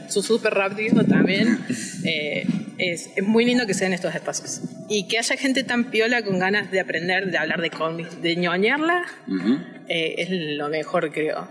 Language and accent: Spanish; Córdoba, Argentina; yo soy de Córdoba